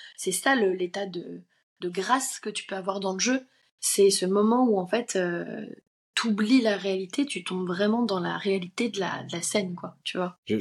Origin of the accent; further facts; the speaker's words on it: Paris, Île-de-France, France; J'habitais dans le dans, le 13e à, cette époque-là